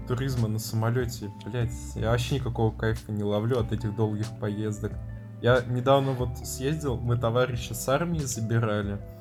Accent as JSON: {"language": "Russian", "region": "Tatarstan", "country": "Russia", "said": "Я татарин"}